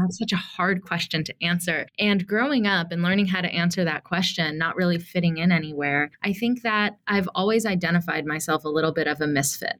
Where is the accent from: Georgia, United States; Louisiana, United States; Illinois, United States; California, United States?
Georgia, United States; Atlanta; I grew up in Atlanta, Georgia